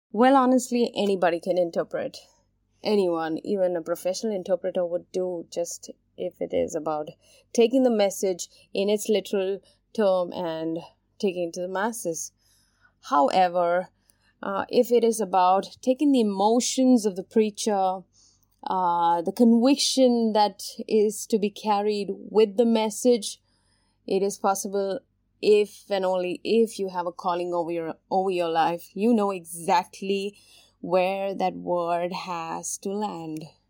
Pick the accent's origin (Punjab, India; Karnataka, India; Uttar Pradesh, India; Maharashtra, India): Maharashtra, India; Mumbai; I specifically come from Mumbai, India, which is a cosmopolitan city